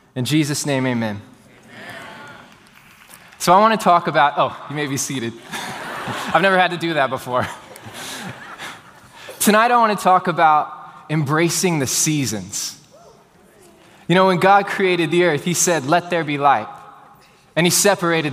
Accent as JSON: {"language": "English", "town": "Houston", "region": "Texas", "country": "United States", "tie": "born or raised there", "said": "for everyone that was born and raised in Houston, Texas, like I was"}